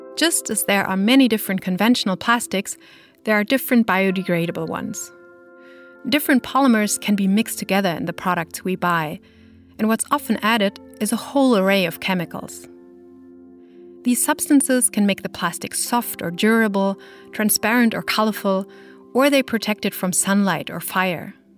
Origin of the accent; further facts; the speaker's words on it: Germany; my home country of Germany